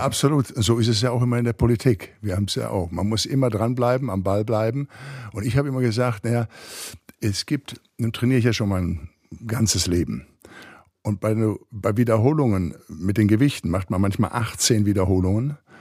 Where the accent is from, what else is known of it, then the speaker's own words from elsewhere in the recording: Recklinghausen, North Rhine-Westphalia, Germany; moved away as an adult; now in Los Angeles, United States; ich komme ja aus Recklinghausen, aus dem Ruhrgebiet